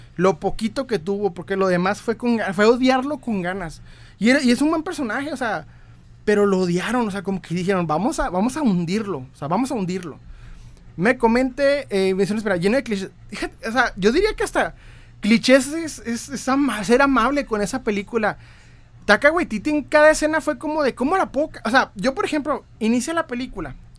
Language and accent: Spanish; Ciudad Juárez, Chihuahua, Mexico; Yo soy de Ciudad Juárez, Chihuahua, México.